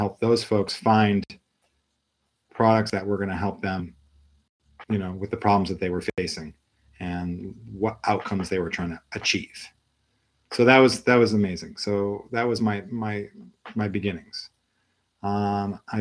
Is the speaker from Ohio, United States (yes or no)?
yes; Ohio, United States; also born or lived in Massachusetts; now in Chicago, United States; I'm originally from Ohio, so I'm a Midwestern boy.